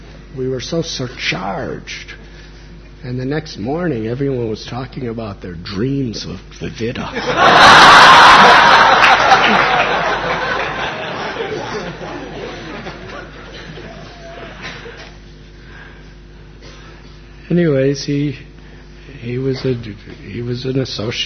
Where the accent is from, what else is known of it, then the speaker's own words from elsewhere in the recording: United States; moved away; I was born and raised in America